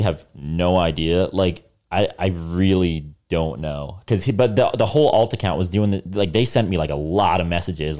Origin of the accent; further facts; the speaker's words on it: New Jersey, United States; North Jersey